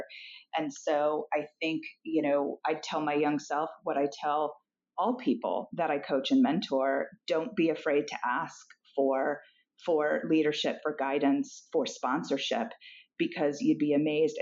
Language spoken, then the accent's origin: English; Argentina; moved away; I'm also foreign born. I was born in Argentina.